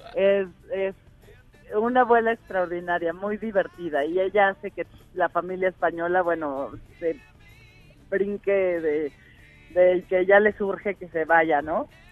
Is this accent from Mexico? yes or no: yes; Mexico